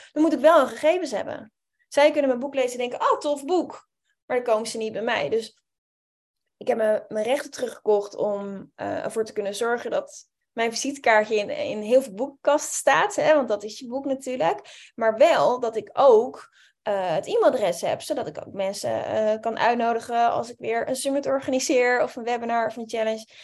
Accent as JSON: {"language": "Dutch", "town": "Amsterdam", "region": "North Holland", "country": "Netherlands", "said": "ik kom uit Amsterdam"}